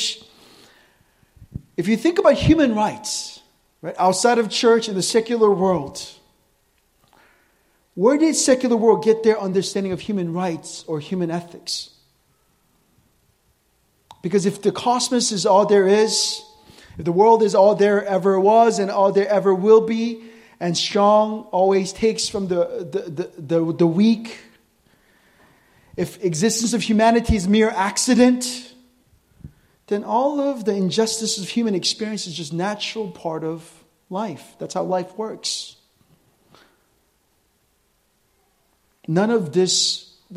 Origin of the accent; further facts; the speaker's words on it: United States; I'm American